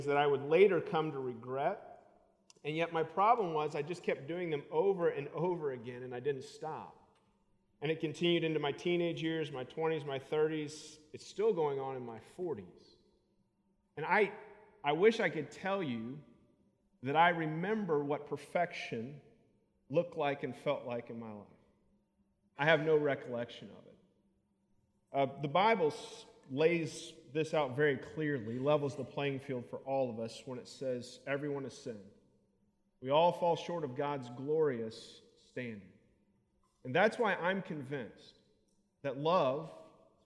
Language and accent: English; Kentucky, United States; I'm a preacher from Kentucky.